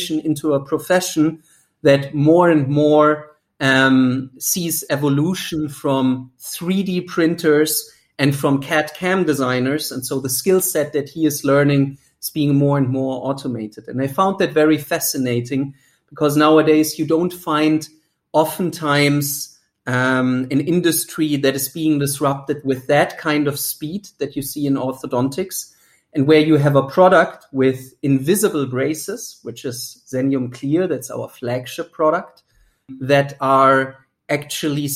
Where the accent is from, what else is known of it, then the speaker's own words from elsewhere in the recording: Germany; English is a second language; moved away as an adult; also born or lived in United States; as you might hear from the accent, I'm originally from Germany. I haven't lived there in now nearly 16 years